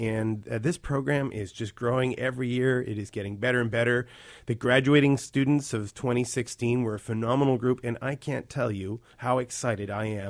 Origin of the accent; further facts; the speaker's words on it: North Vancouver, British Columbia, Canada; I grew up in North Van in Lynn Valley.